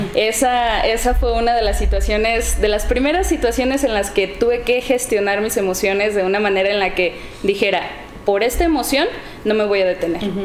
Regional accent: Encarnación de Díaz, Jalisco, Mexico; soy de aquí, de Encarnación de Díaz. Eh, crecí en, en la colonia Niños Héroes.

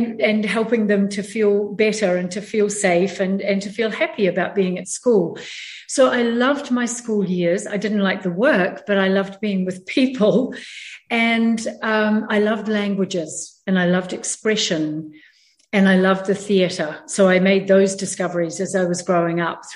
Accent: New Zealand; moved away as an adult; also born or lived in San Diego, California, United States; I was born and raised in New Zealand and then spent 40 years after I married my husband living in San Diego in California.

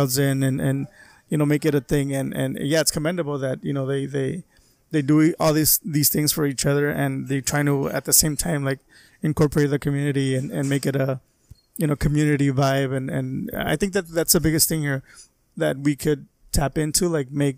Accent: Calexico, California, United States; I live in Calexico, and I grew up in Calexico

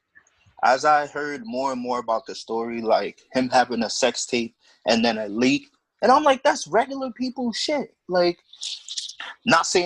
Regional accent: New York City, New York, United States; I'm from the Bronx, born and raised in the Bronx

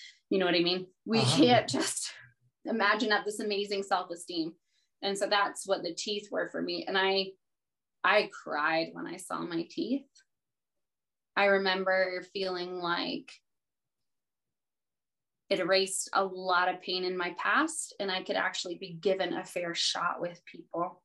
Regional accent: the South, United States; I was raised in the South

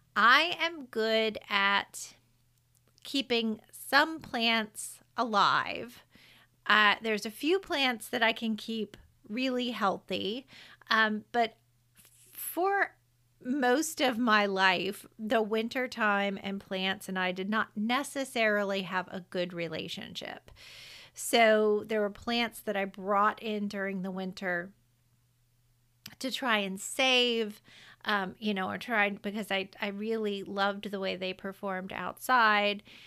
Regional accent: the South, United States; I'm from the South. I say carbon dioxide

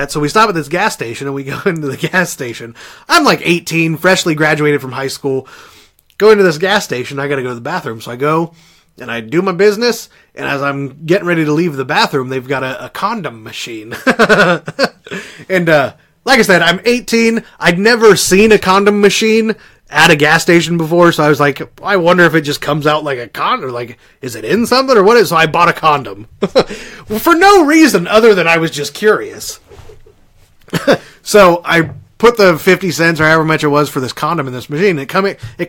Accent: Indiana, United States; we're from Indiana

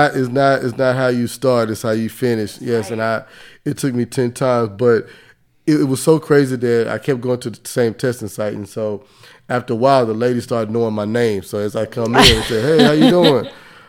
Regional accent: Dallas, Texas, United States; And growing up in the Southeast sector of Dallas, I didn't want to live that life.

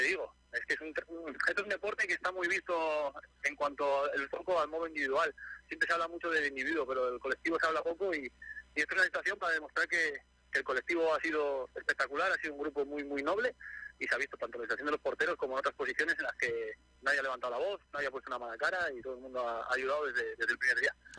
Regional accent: Gijón, Asturias, Spain; moved away as an adult; now in Málaga, Spain; yo soy de Gijón, toda la vida he vivido a lo del mar

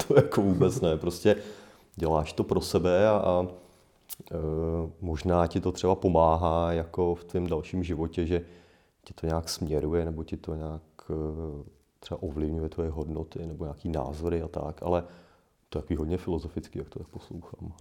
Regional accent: Poděbrady, Central Bohemian Region, Czechia; pocházím z Poděbrat

